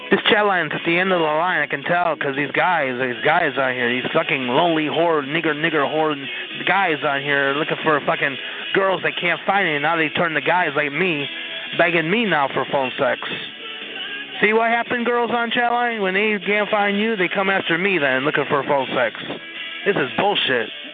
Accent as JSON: {"language": "English", "town": "Tampa", "region": "Florida", "country": "United States", "said": "Beautiful Tampa, Florida"}